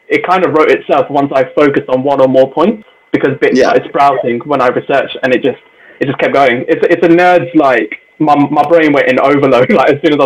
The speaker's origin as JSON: {"language": "English", "town": "Birmingham", "region": "West Midlands", "country": "United Kingdom", "said": "I'm from Handsworth as well. We lived like full on Jamaican community"}